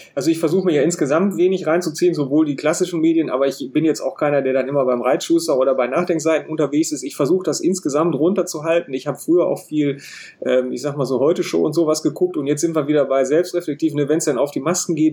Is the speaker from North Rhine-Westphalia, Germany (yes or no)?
yes; North Rhine-Westphalia, Germany; als Ostwestfale